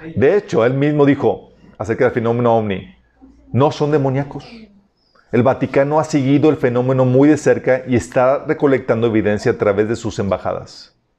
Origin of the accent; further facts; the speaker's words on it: Mexico; somos los mexicanos